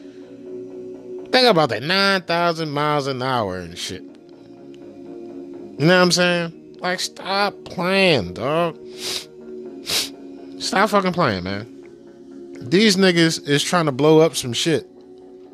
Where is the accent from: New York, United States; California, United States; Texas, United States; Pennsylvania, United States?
Pennsylvania, United States; Philadelphia; I'm from Philadelphia